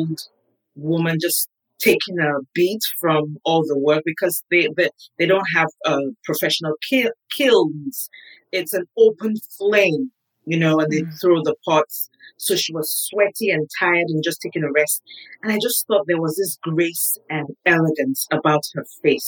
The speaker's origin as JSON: {"language": "English", "country": "Nigeria", "tie": "born or raised there", "moved": "as an adult", "lives_now": "United States", "said": "I was born in Nigeria, grew up in Nigeria. I moved to the States when I was 37."}